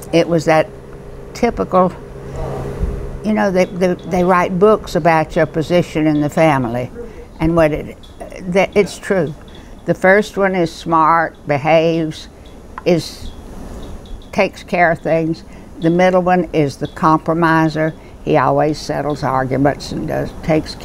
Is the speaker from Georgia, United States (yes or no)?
yes; Albany, Georgia, United States; I was born in Albany, Georgia, in 1304 Dawson Road